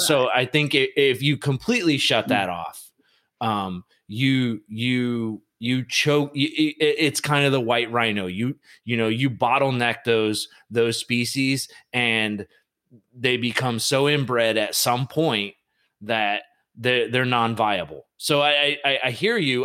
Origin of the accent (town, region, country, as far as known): United States